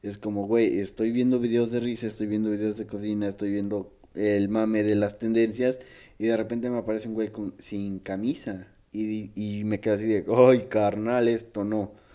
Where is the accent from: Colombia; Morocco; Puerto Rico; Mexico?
Mexico; de aquí soy, aquí nací, aquí probablemente me muera